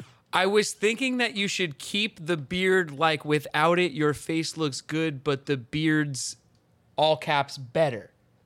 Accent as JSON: {"language": "English", "town": "Long Island", "region": "New York", "country": "United States", "said": "We're from Long Island, New York."}